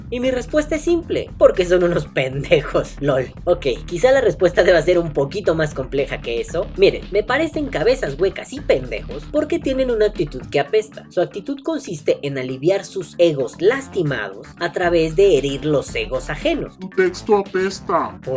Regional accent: Guatemala; moved away; suena gracioso decir que salí de Guatemala para entrar a Guatepeor.

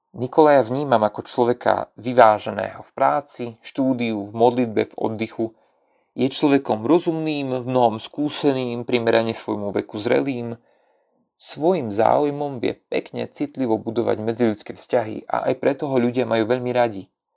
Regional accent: Sakha Republic, Russia; Slovak is a second language; pochádzam z Rúska, a pôsobím v Jakutskej republike

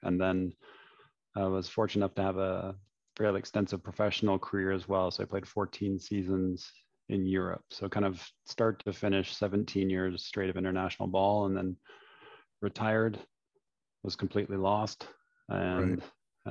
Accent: London, Ontario, Canada; was born and raised in London, Ontario

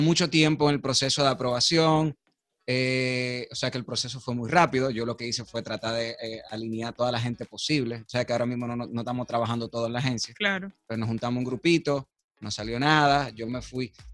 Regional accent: Dominican Republic; somos nosotros a veces como dominicanos

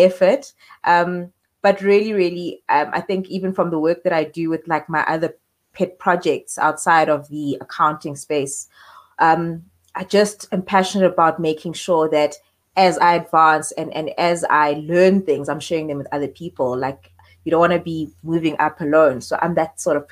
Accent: Eastern Cape, South Africa; also born or lived in Queenstown / Johannesburg; So I'm a girl born and raised in the Eastern Cape, for a small town in Port Beaufort.

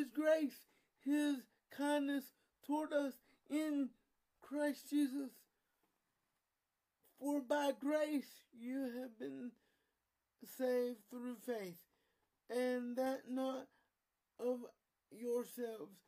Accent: United States; I'm still an American, and I'm a proud American

